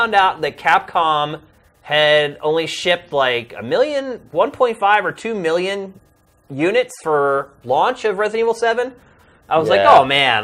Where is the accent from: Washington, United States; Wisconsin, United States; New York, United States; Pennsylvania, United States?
Pennsylvania, United States; now in Los Angeles, United States; my hometown in Pennsylvania